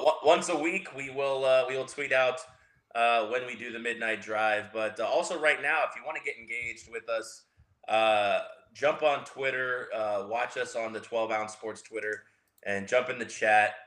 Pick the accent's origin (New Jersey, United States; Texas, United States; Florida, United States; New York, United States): Florida, United States; Tampa; growing up in Tampa